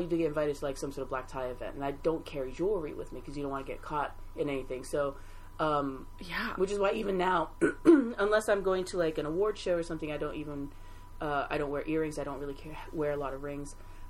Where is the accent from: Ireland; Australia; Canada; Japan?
Japan; moved away; also born or lived in Brooklyn, New York / US South / US Midwest; I lived in Brooklyn for about 6 years. I'm originally from Japan.